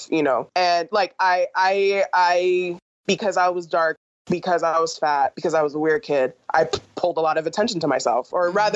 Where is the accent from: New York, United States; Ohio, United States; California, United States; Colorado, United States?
California, United States; because I grew up in California